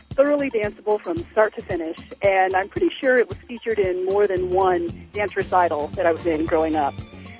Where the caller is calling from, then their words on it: Bloomington, Indiana, United States; I'm calling from Bloomington, Indiana.